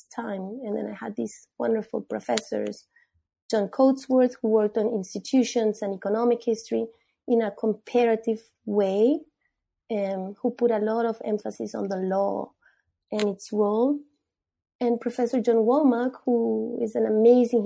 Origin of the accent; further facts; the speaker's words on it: Peru; moved away; I'm from Peru. I was born there.